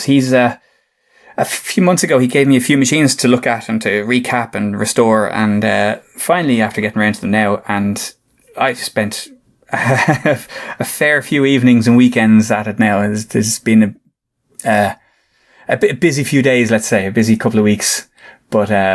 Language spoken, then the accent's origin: English; Ireland; being Irish